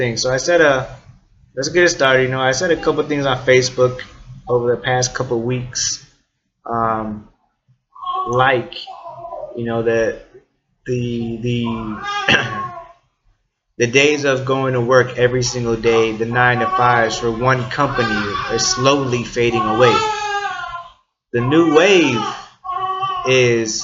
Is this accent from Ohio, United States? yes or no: no; northern Indiana, United States; I'm from Indiana, so the northern part